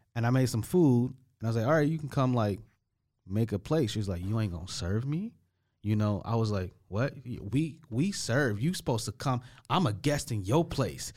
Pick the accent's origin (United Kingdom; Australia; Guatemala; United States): United States; moved away; I'm the American guy